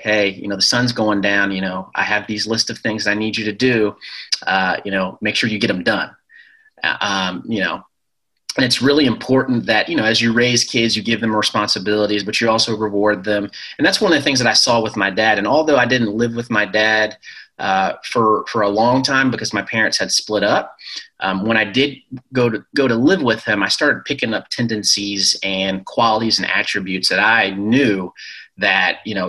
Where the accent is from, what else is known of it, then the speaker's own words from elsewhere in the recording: Ellicott City, Maryland, United States; also born or lived in Shreveport, United States / Colorado Springs, United States / Virginia, United States; I was born in Louisiana, Shreveport, and then moved to Colorado Springs where my dad taught at the Air Force Academy there. And then moved to Virginia. And then I ended up staying most of my elementary school, middle school, and high school in a town called Ellicott City, Maryland